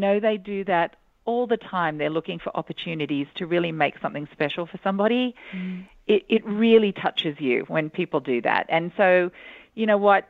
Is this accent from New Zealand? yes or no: no; Australia; I'm Australian